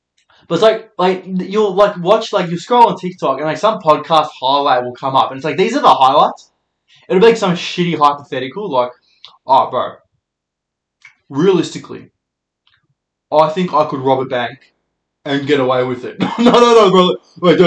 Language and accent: English; Melbourne, Victoria, Australia; I'm a comedian from Melbourne.